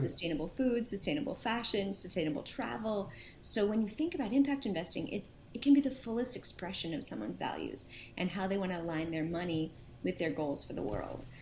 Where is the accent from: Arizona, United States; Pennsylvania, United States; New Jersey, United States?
New Jersey, United States; Princeton; also born or lived in Brooklyn, New York; we moved to Princeton, New Jersey, and I lived there uh, for a bunch of years